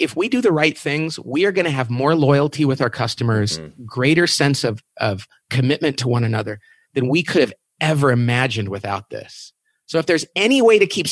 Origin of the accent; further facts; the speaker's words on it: Bakersfield, California, United States; I'm from Bakersfield, California